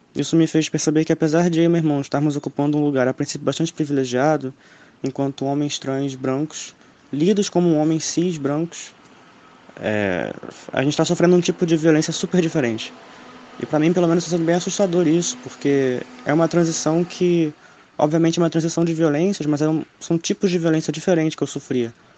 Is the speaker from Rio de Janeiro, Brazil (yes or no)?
yes; Niterói, Rio de Janeiro, Brazil; eu sou de Niterói, no Rio de Janeiro